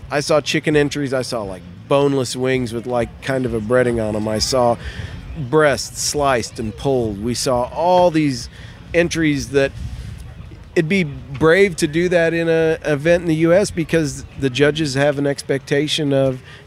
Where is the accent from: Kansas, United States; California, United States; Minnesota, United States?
Kansas, United States; I'm from Kansas